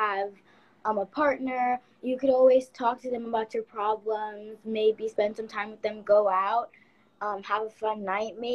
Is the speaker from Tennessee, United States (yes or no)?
no; Baldwin, New York, United States; I'm 11 years old and I'm from Long Island, New York, Baldwin.